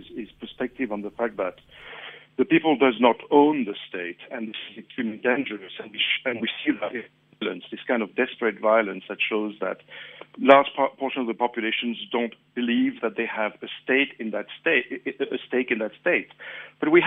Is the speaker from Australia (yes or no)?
no; Mauritius; now in South Africa; I'm from Mauritius.